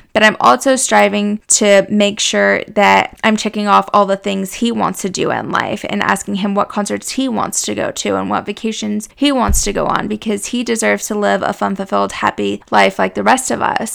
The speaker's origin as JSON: {"language": "English", "town": "Boise", "region": "Idaho", "country": "United States", "tie": "born or raised there", "also_born_or_lived": "Houston, Texas / Montana", "moved": "as an adult", "lives_now": "Texas, United States", "said": "I was born in Houston. In Texas, but was raised in Boise, Idaho."}